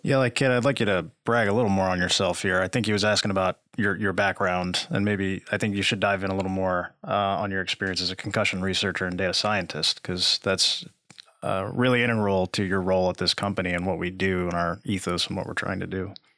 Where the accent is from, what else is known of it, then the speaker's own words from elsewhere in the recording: New Jersey, United States; now in Lexington, United States; originally from New Jersey, transplant to Lexington